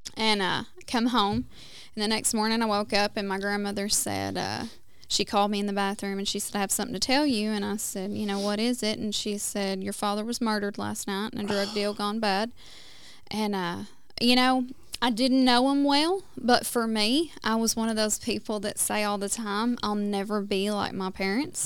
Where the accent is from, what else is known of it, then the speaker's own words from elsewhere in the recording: West Tennessee, United States; now in Oklahoma, United States; I was born and raised in Tennessee, um, in West Tennessee.